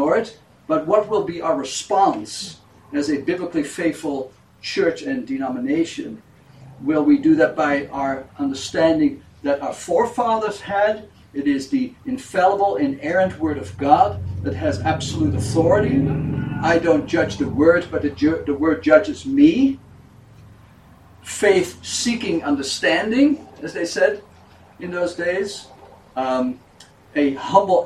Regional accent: Netherlands; moved away; I was born in Europe, in Holland

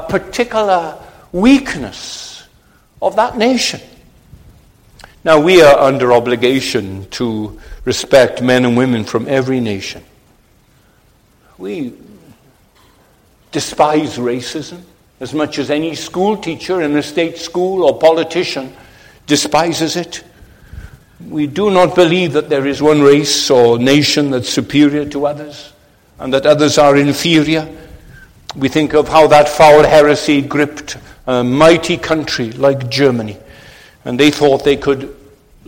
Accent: Wales, United Kingdom; we in Wales, we live under the shadow of our great, powerful cousins across the dike there in England

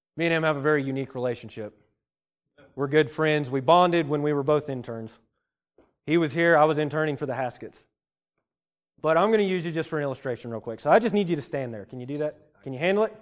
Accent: Virginia, United States; I'm a redneck from Virginia.

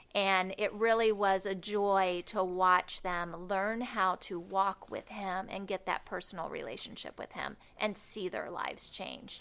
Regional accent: Cloverdale, Indiana, United States; moved away as an adult; also born or lived in Barkersville; now in Rockford, United States; I was born in Indianapolis, and I grew up in a little town called Cloverdale, not too far from here

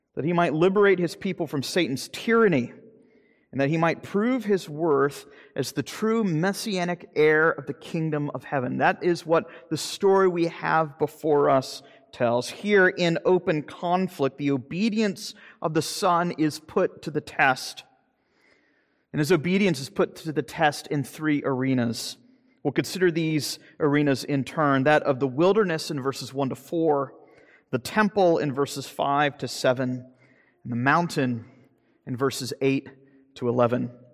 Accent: Jacksonville, Florida, United States; moved away; my hometown in Jacksonville, Florida

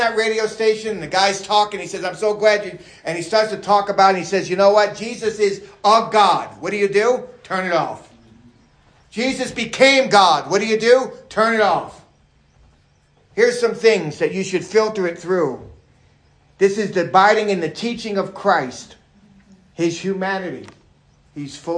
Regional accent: New York, United States; being a New Yorker

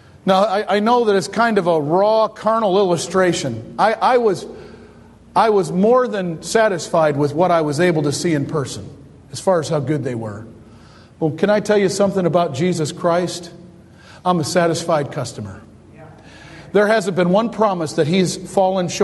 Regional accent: Detroit, Michigan, United States; I grew up in Detroit

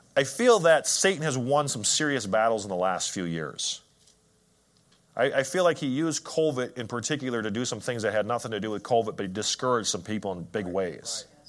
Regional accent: Wisconsin, United States; I'm from Wisconsin

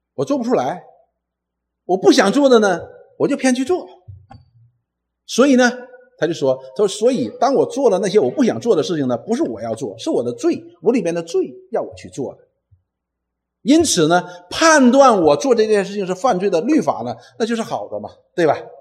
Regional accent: Northeast China, China; 我们东北人有一句话

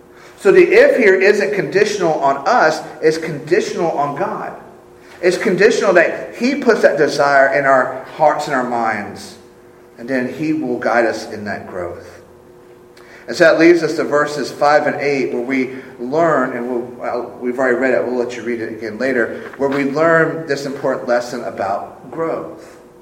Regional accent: Sumter, South Carolina, United States; for the first part of my life, I grew up in Sumter at Shaw Air Force Base. I loved my life there.

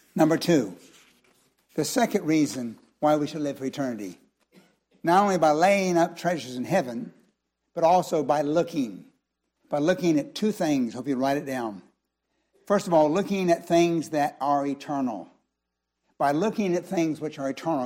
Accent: United States; our country

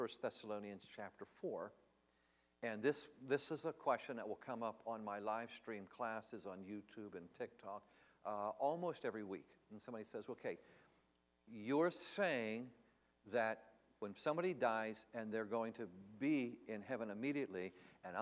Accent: Tennessee, United States; I come from Tennessee

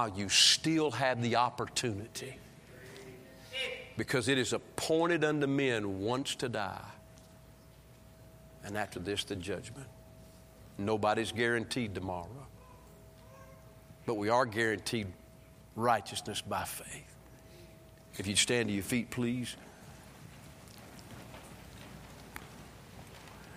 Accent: the South, United States; I was born in the South.

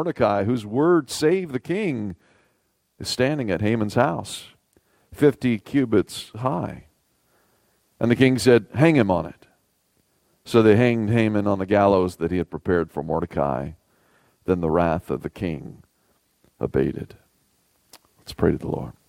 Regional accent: the South, Southern United States, United States; As a Southerner

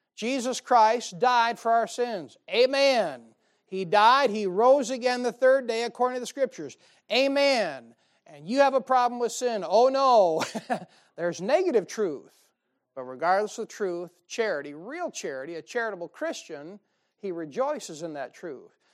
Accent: United States; I'm an American

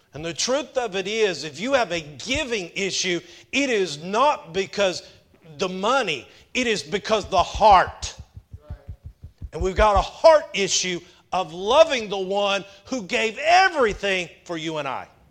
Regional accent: Powder Springs, Georgia, United States; I grew up in Powder Springs, about two hours north of here

